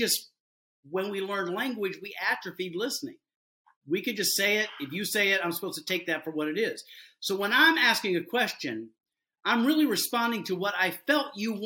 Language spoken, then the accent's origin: English; Deep South, United States; I developed that growing up in the Deep South